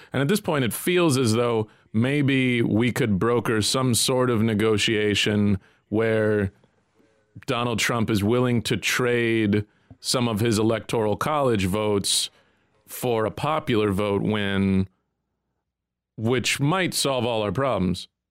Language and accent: English; United States; as an American